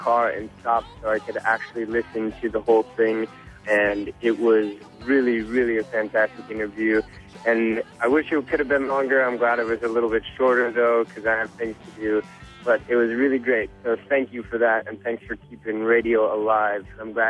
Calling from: Milwaukee, Wisconsin, United States; I'm calling from Milwaukee, Wisconsin.

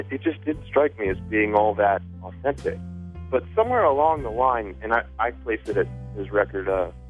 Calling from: Richmond, Virginia, United States; calling from Richmond, Virginia.

